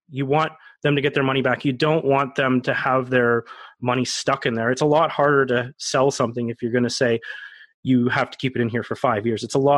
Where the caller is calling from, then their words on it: Cambridge, Ontario, Canada; I live in Cambridge, Ontario.